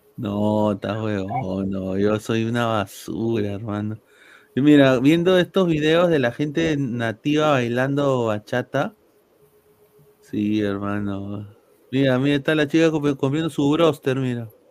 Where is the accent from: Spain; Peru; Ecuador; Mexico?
Peru; yo nací en Perú